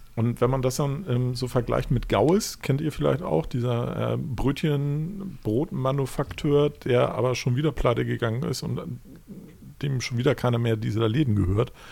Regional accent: Hamburg, Germany; ich komme halt aus Hamburg

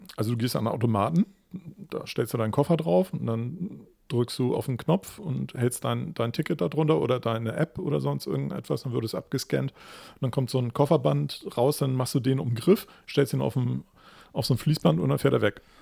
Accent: Hamburg, Germany; ich würde als Hamburger

